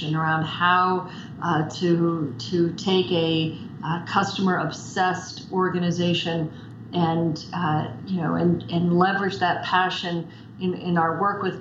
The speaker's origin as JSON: {"language": "English", "town": "New York City", "region": "New York", "country": "United States", "tie": "born or raised there", "moved": "yes", "lives_now": "Vermont, United States", "said": "I grew up in New York City on the West Side"}